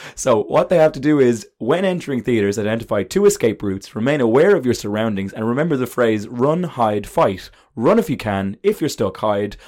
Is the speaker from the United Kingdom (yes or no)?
no; Ireland